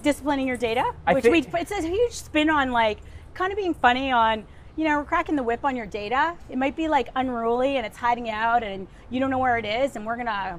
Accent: Ottawa, Ontario, Canada; born there; So I was born in Ottawa, Ontario.

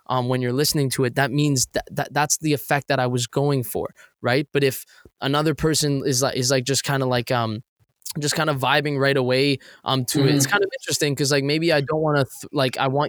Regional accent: Toronto, Ontario, Canada; I'm from Toronto, Canada

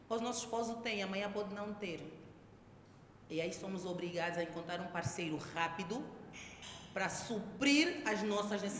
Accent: Luanda, Luanda Province, Angola; cresci muito tempo no Luanda Sul, viviam no condomínio da Sonangol, casa oposta à casa da minha avó.

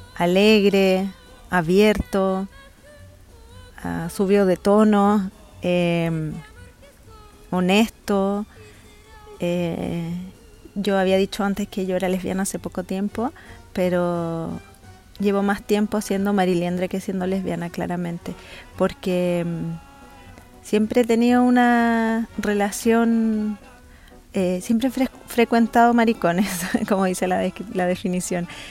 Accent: Chile; Soy una mujer chilena

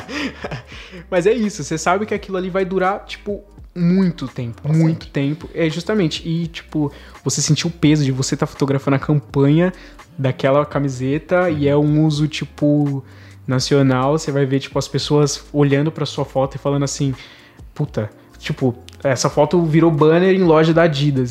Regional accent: Brazil; a gente é brasileiro, a gente vive no, basicamente no país do futebol

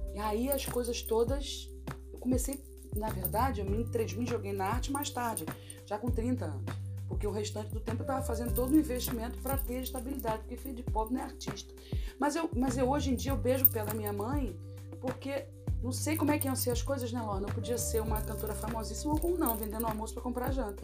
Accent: Brasília, Federal District, Brazil; moved away as an adult; now in Rio de Janeiro, Brazil; fui criada em Brasília, nasci no Rio de Janeiro, fui criada em Brasília. Hum. Morei em Brasília dos 2 aos 17 anos.

